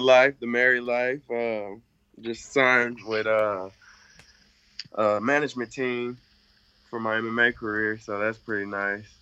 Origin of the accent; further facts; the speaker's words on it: Sacramento, California, United States; moved away; I grew up in Sacramento